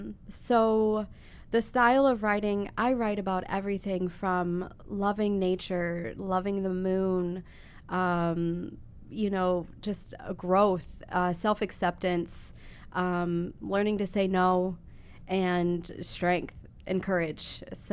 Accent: Columbus, Ohio, United States; also born or lived in South Dakota; since my mom and I moved here from South Dakota. And I'm not from South Dakota. I was born and raised in Columbus, but I've lived everywhere.

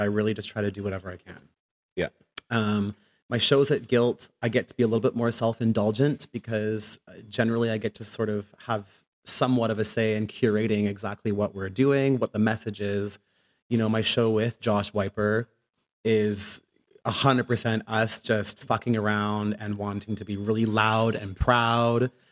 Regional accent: Ottawa, Ontario, Canada; moved away as an adult; also born or lived in England; now in Vancouver, Canada; when I went back to Canada, I went to high school in Ottawa

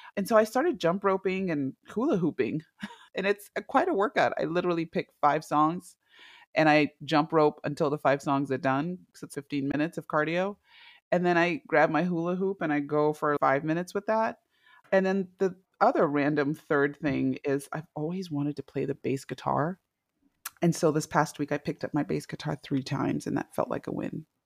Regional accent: Zimbabwe; moved away as an adult; also born or lived in Indianapolis / Los Angeles / Washington, D.C. / Oregon; now in United States; I am originally from Zimbabwe. I was born and raised there

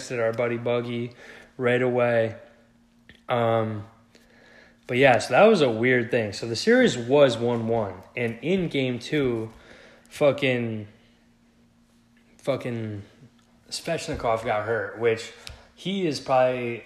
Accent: Connecticut, United States; We're from Connecticut

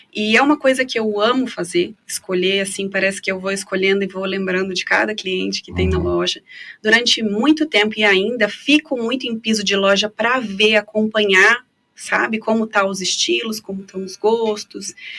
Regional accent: Foz do Iguaçu, Paraná, Brazil; Sou nascida em Foz do Iguaçu

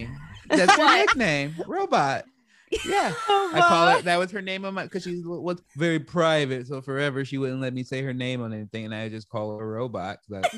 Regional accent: Chicago, Illinois, United States; also born or lived in Oregon; now in Los Angeles, United States; I was raised in Chicago, but I was born here in Los Angeles and I came back here

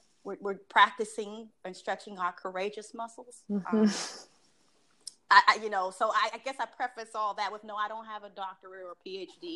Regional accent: Washington, District of Columbia, United States; I'm a native Washingtonian. I don't know how many generations, but anywho, I've lived most of my life in this very insular Maryland, D.C., Virginia bubble

